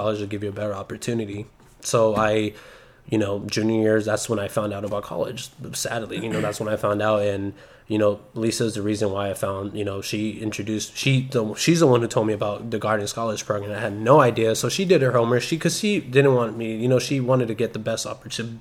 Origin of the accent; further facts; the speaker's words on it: Salinas, California, United States; I'm from Salinas